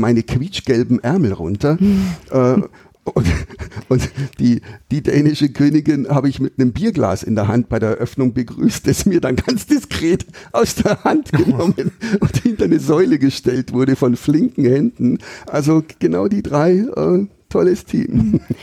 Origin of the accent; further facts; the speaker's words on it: Bavarian Forest, Germany; also born or lived in Regensburg